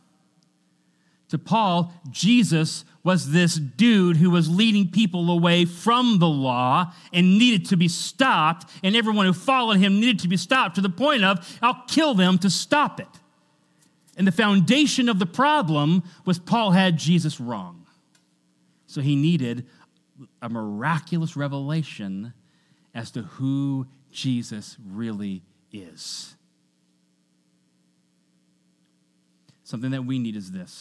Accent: Washington, United States; I grew up in Washington State

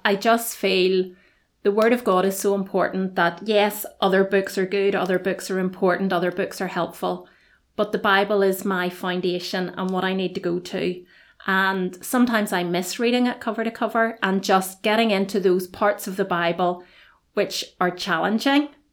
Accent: Belfast, Northern Ireland, United Kingdom; moved away as an adult; now in Dungannon, United Kingdom; I am originally from Belfast.

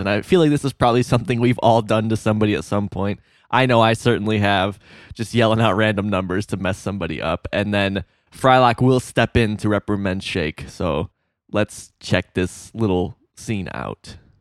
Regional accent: Illinois, United States; I'm from Illinois

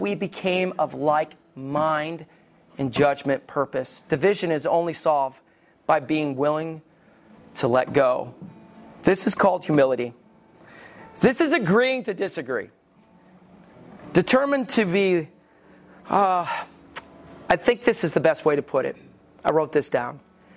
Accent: the Bible Belt, United States; I grew up in the Bible Belt and I stayed in the Bible Belt.

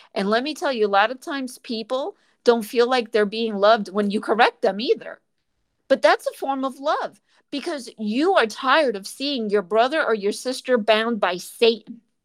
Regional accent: New York, United States; moved away; I'm from New York originally

